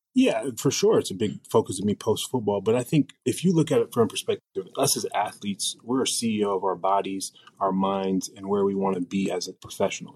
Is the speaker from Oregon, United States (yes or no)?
yes; Portland, Oregon, United States; I grew up in Portland, Oregon